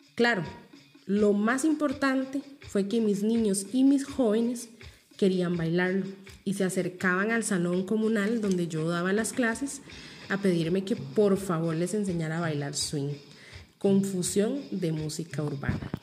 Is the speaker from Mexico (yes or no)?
no; Costa Rica; vernos como ticos con lo que nos representa